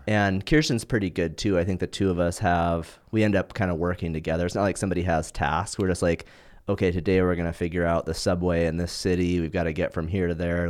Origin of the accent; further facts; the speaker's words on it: Montana, United States; now in Southern California, United States; the stuff I grew up in Montana doing, nobody does that in California.